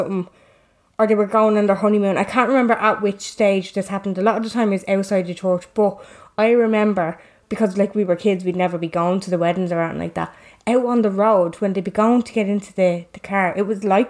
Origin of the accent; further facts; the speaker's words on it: Dublin, Leinster, Ireland; moved away; I grew up for the first 6 or 7 years of my life. I grew up in Finglas.